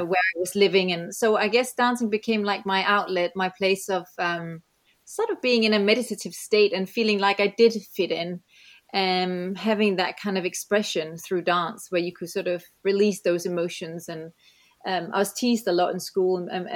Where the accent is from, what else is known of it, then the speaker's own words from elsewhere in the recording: Denmark; moved away; also born or lived in New Zealand / England; I grew up in Denmark